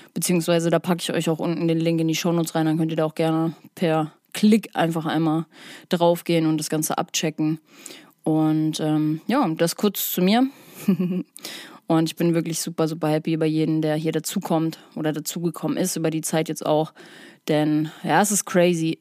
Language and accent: German; Hamburg, Germany; Ich komme aus der Psytrance Hochburg, Hamburg